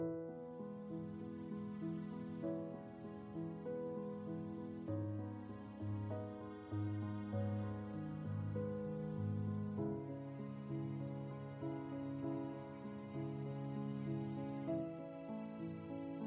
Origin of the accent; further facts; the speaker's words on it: Russia; accent: Russian; if you hear my Russian accent poking through, well, you know, those are just my roots showing